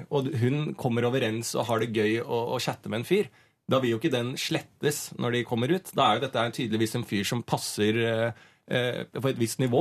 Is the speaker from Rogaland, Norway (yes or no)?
no; Bærumsverk, Akershus, Norway; Ja, men jeg er fra Bærumsverk, det er en sånn bygde